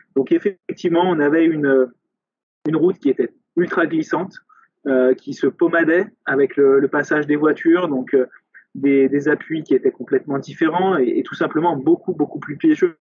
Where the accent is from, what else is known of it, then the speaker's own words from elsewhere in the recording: France; chez nous en France